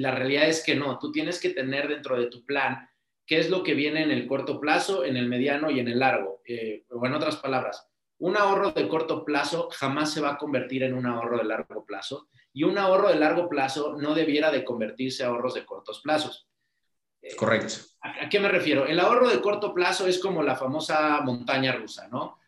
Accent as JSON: {"language": "Spanish", "country": "Mexico", "said": "nosotros como mexicanos y latinos"}